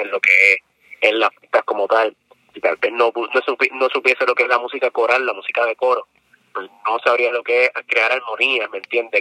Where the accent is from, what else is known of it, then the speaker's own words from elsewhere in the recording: San Juan, Puerto Rico; yo soy de Lloren Torres, residencial público